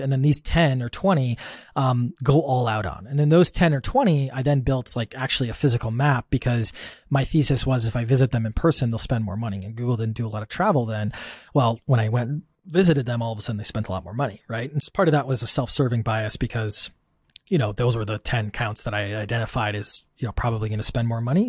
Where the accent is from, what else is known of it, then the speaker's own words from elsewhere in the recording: Wisconsin, United States; I grew up in Wisconsin in the, the Midwest and the States, um, farmland, you know, more cows than people